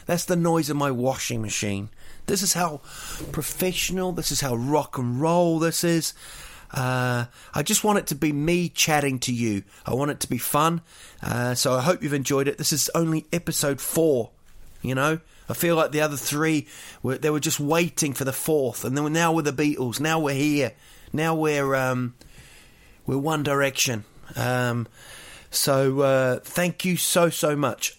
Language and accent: English; Rotorua, Bay of Plenty, New Zealand; Rotorua, my hometown